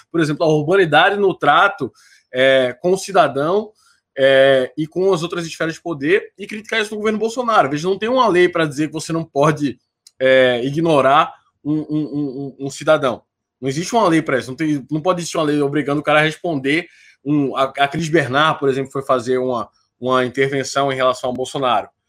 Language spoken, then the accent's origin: Portuguese; Recife, Pernambuco, Brazil; eu sou de Recife